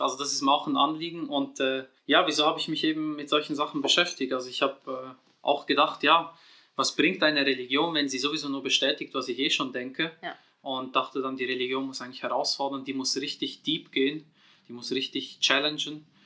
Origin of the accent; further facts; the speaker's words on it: Switzerland; in der Schweiz geboren und aufgewachsen